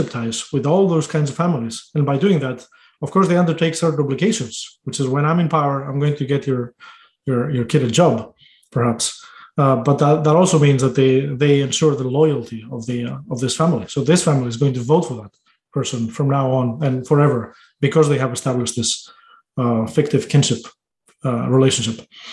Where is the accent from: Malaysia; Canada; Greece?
Greece; moved away